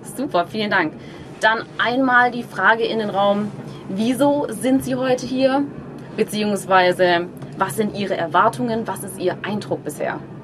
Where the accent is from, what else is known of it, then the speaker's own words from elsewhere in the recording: Germany; bei uns in Deutschland